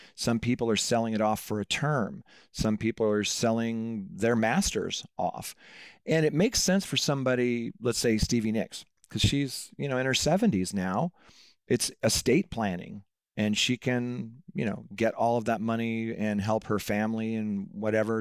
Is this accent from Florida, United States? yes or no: no; Seattle, Washington, United States; I grew up in Seattle